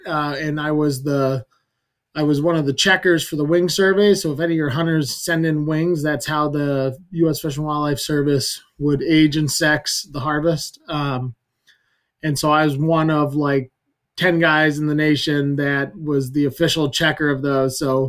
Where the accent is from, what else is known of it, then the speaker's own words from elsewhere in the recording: Western Maine, United States; I grew up in Western Maine, so I think it's pretty low key and people like a more traditional, close to the land kind of living.